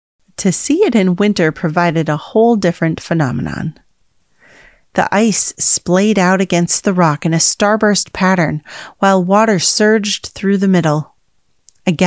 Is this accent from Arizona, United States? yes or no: no; Chicago, Illinois, United States; now in California, United States; I grew up in Chicago where the wind freezes your nose hairs in winter, and I attended college in Grand Rapids